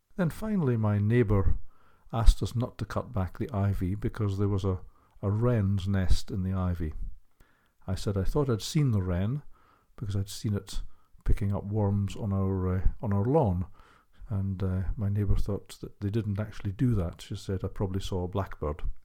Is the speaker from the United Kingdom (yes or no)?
yes; Hull, Yorkshire and the Humber, United Kingdom; I'm from Kingston upon Hull in the northeast of England.